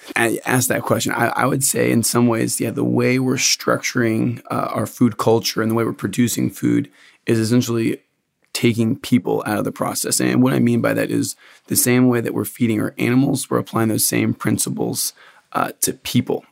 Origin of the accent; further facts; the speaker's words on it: Lexington, Kentucky, United States; I'm from Central Kentucky, from Lexington, actually